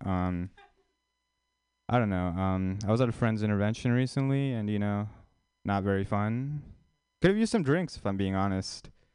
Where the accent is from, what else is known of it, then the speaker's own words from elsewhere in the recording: India; moved away; an Indian person, like actually from India